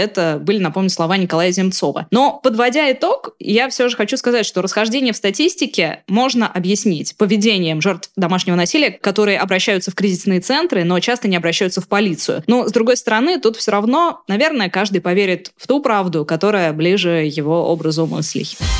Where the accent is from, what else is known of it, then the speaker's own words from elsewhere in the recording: Astrakhan, Astrakhan Oblast, Russia; moved away; я родом из Астрахани